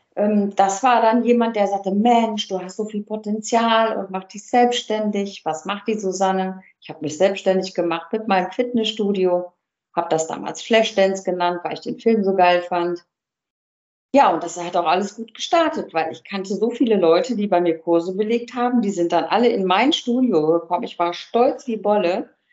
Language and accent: German; Cologne, North Rhine-Westphalia, Germany; Ich bin, bin Kölnerin